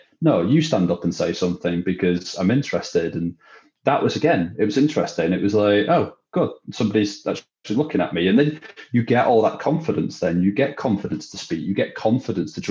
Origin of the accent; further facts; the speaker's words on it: Widnes, North West England, United Kingdom; moved away as an adult; my only interest in Widnes was leaving it as quickly as possible. Like I did not want to be there growing up.